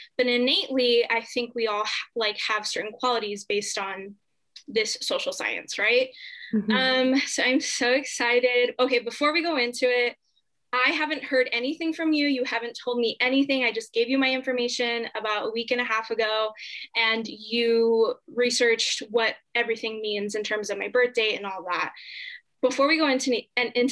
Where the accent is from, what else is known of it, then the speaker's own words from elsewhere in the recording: Southern California, United States; I was born in Southern California